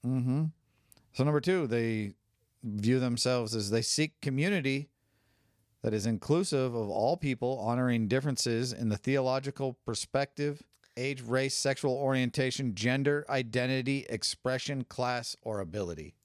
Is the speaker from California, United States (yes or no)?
yes; California, United States; I grew up in California